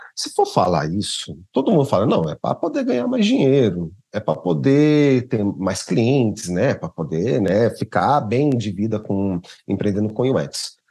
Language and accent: Portuguese; São Paulo, Brazil; eu sou de São Paulo, capital, né? Uh, e eu moro aqui na Zona Norte